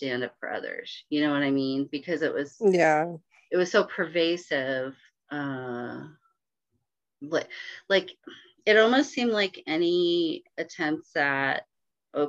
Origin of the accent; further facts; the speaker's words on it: Bay Area, Northern California, United States; I grew up in the Bay Area up in Northern California.